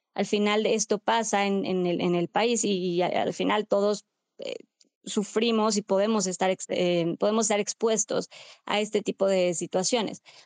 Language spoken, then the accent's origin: Spanish; Mexico; como pues, mexicanos, mexicanas